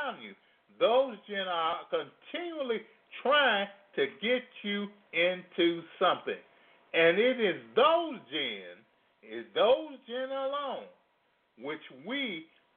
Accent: Louisiana, United States; now in Chicago, United States; I come from Louisiana

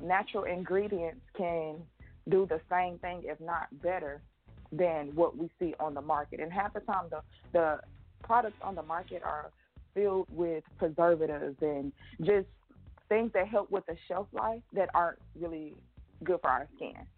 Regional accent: Atlanta, Georgia, United States; also born or lived in Houston, Texas; I'm from Atlanta, Georgia

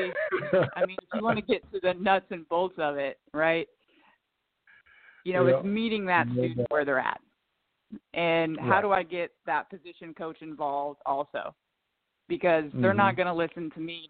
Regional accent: Kearney, Nebraska, United States; moved away as an adult; also born or lived in South Dakota; now in San Antonio, United States; born and raised in the Midwest, right in the middle, Kearney, Nebraska, small town

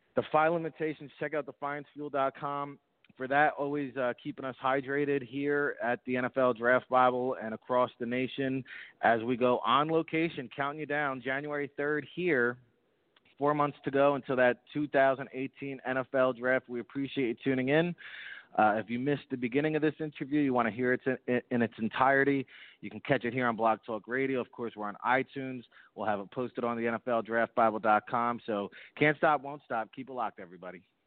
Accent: northern New Jersey, United States; I'm a Jersey guy. Uh, you know, I'm more north northern Jersey

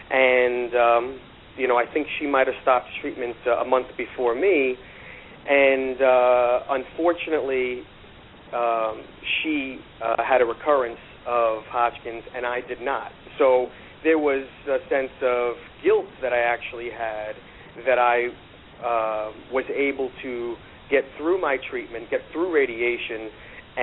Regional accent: New York City, New York, United States; also born or lived in Long Island; I grew up in Queens

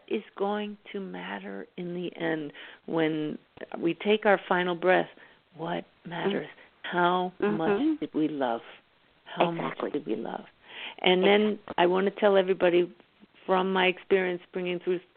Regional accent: Pennsylvania, United States; I grew up in Pennsylvania, so I know the Poconos very well

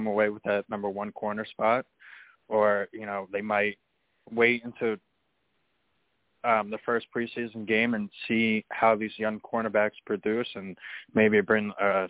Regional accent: Long Island, New York, United States; I'm from Lone Island.

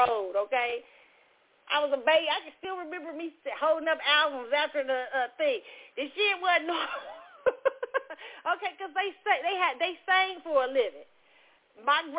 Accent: Kansas City, Missouri, United States; I'm from Missouri. I'm from Kansas City, Missouri

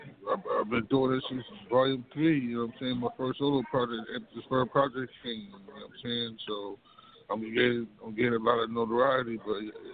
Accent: Baltimore, Maryland, United States; I come from Baltimore, Maryland, East Side, Zone 18.

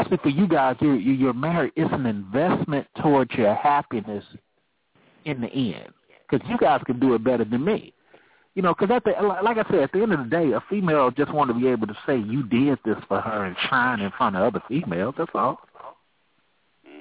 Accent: Oakland, California, United States; I'm from Oakland, California

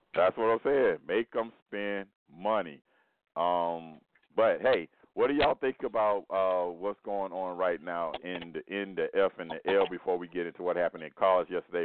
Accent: Miami, Florida, United States; we're both from Miami

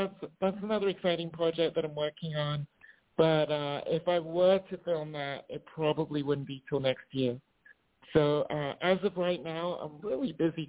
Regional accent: South East England, United Kingdom; I'm originally from England. I'm from Surrey. I know I probably sound American to English people now, but I am from England.

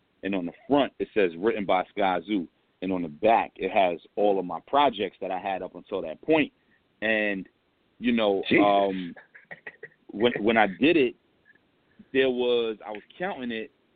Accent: New York City, New York, United States; I'm from St. James

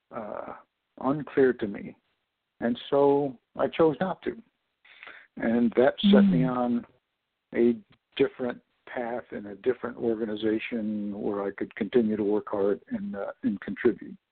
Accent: Corning, New York, United States; I was born in Corning, New York

